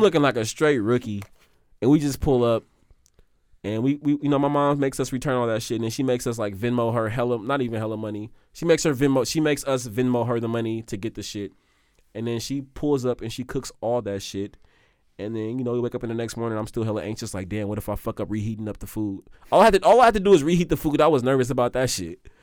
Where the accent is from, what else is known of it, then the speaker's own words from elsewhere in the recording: Oakland, California, United States; I'm really from here